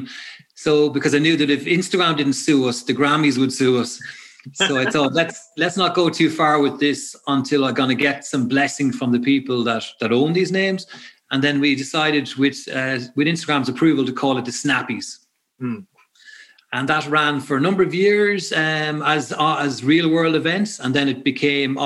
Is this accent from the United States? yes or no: no; Ireland; we're both from Meath